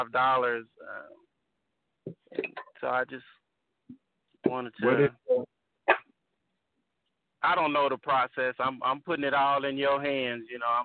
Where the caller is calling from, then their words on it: Temple, Texas, United States; I'm calling from Temple, Texas.